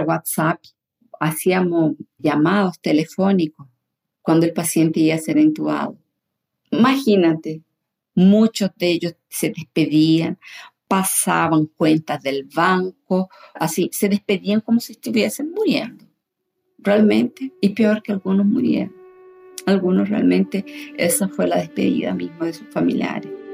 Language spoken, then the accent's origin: Spanish; Chile; now in São Paulo, Brazil; Yo soy chilena, vivo aquí en Brasil hace muchos años